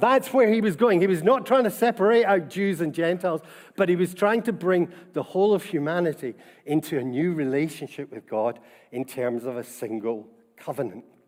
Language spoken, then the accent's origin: English; Scotland, United Kingdom; being Scottish and about our Presbyterian tradition and heritage